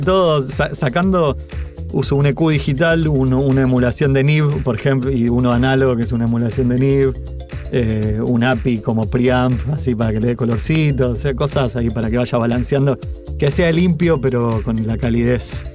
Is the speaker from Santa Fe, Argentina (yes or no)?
yes; Rosario, Santa Fe, Argentina; moved away as an adult; now in Buenos Aires, Argentina; yo siendo rosarino, mudándome a Buenos Aires